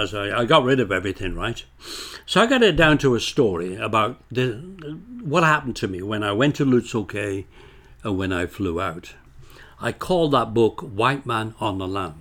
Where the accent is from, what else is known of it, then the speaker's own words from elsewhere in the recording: Bolton, North West England, United Kingdom; moved away as an adult; also born or lived in Scotland; now in Canada; when I grew up in Bolton, Lancashire